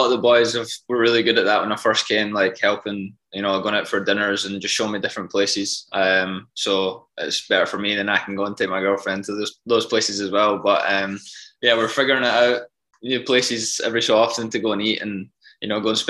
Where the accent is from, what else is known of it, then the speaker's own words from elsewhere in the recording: Scotland, United Kingdom; Yeah, I supported the Glasgow Rangers growing up.